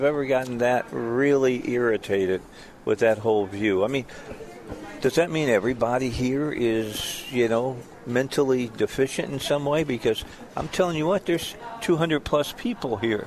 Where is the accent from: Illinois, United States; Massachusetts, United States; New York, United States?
Illinois, United States; outside of Chicago; moved away as an adult; also born or lived in Gary, Indiana / the South; now in Branson, United States; raised outside of Chicago